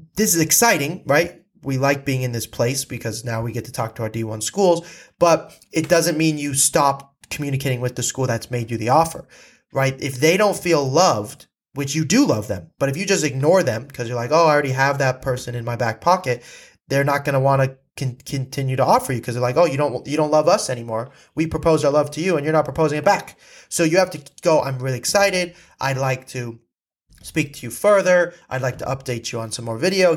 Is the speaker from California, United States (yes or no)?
yes; California, United States; I was from California